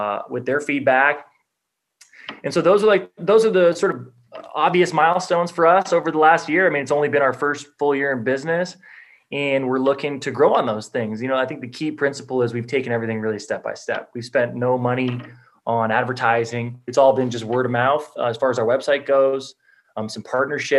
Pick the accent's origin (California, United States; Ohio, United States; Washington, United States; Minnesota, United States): California, United States; Los Angeles; growing up in Los Angeles